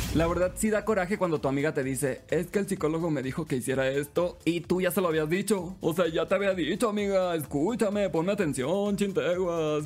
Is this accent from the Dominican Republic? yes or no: no; Los Mochis, Sinaloa, Mexico; now in Mexico City, Mexico; Soy originario de los Mochis, Sinaloa, orgullosamente